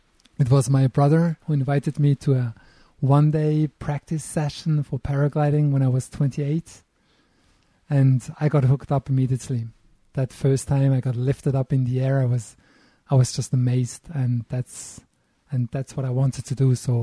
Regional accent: Eschlikon, Thurgau, Switzerland; also born or lived in Istanbul, Turkey / Bern, Switzerland; now in Lauterbrunnen, Switzerland; I was born in Switzerland, not here in the valley. I was born close to the German border in a place called Eschlikon. That's close to the Lake of Constance.

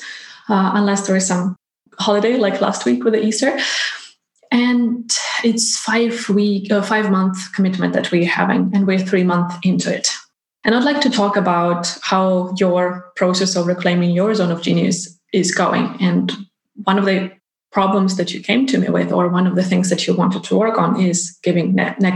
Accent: Ukraine; now in Iceland; I'm originally from Ukraine and my family is still there

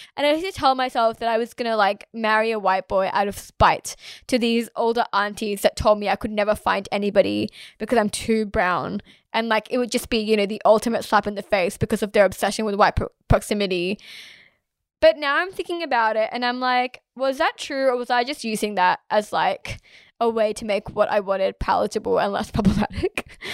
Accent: Australia; I am Australian, I promise. I'm from here

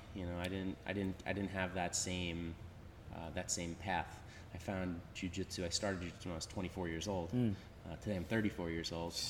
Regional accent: Long Island, New York, United States; I grew up on Long Island, like you. I grew up in the Five Towns, an area right by JFK Airport.

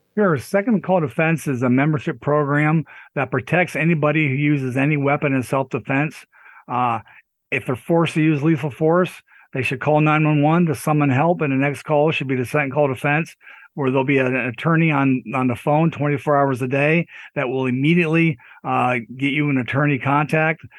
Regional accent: Pennsylvania, United States; I'm from Pennsylvania

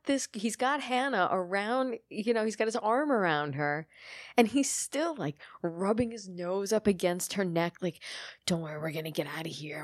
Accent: United States; I'm American

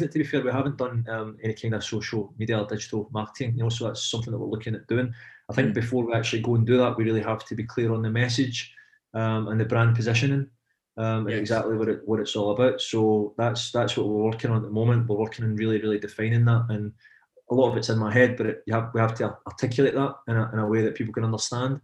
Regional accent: Glasgow, Scotland, United Kingdom; moved away as an adult; now in Paris, France; I'm from Pollock, from Glasgow, I live in Paris

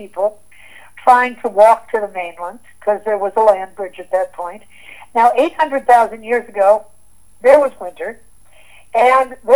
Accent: near the Great Lakes, Midwest, United States; also born or lived in Santa Barbara, California; now in Santa Fe, United States; I grew up in the Midwest. I grew up near the Great Lakes, and we had defined seasons

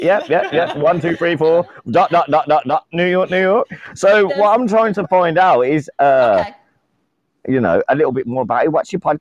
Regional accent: Birmingham, West Midlands, United Kingdom; I'm from UK, UK. Birmingham.

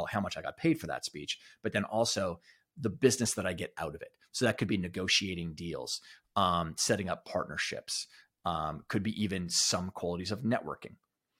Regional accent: Alberta, Canada; where I grew up in Alberta was rich with Native American history.

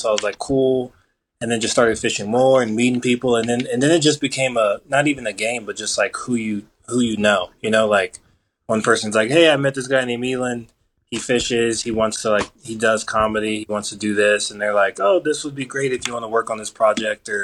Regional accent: Colorado, United States; I was born and raised in Colorado.

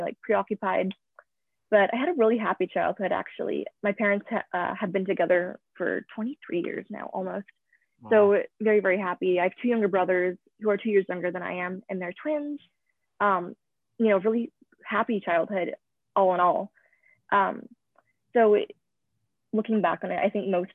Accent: Vernon, British Columbia, Canada; also born or lived in Vancouver, British Columbia; I was born in Vancouver, British Columbia, and I moved to the North Okanagan in a small town called Vernon when I was 4. So I've pretty much grown up in a small town from the ages of 4 to 18

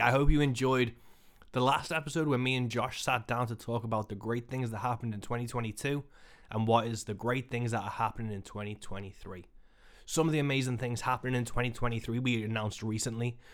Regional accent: Birkenhead, North West England, United Kingdom; in Birkenhead, my hometown

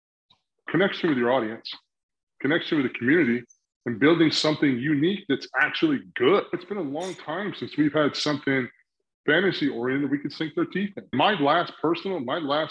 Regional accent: South Carolina, United States; I grew up in South Carolina

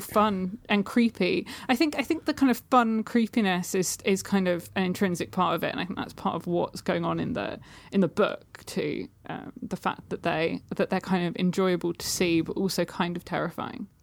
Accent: Suffolk, East of England, United Kingdom; now in London, United Kingdom; I'm from Suffolk, which is, like, a county in the U K

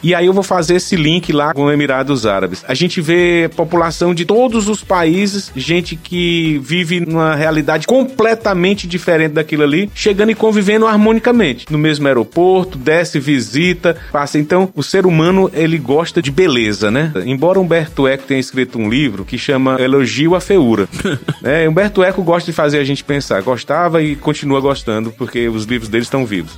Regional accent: Teresina, Piauí, Brazil; eu vim de Teresina, nasci e me criei, como a gente diz aqui, nesse calorão

